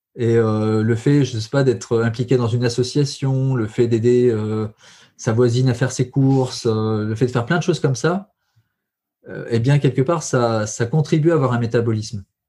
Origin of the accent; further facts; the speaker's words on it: Allier, Auvergne-Rhône-Alpes, France; je suis originaire de l'Allier